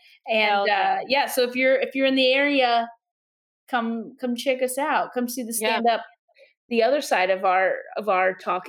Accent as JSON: {"language": "English", "town": "Louisville", "region": "Kentucky", "country": "United States", "tie": "born or raised there", "moved": "yes", "said": "going to Louisville to do shows and a podcast recording. And that's my hometown."}